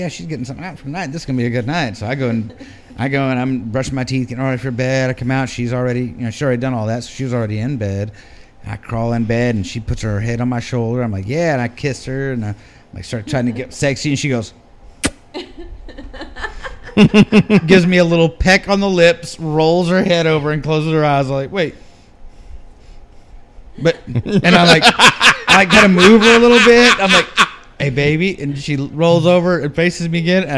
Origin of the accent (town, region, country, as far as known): Texas, United States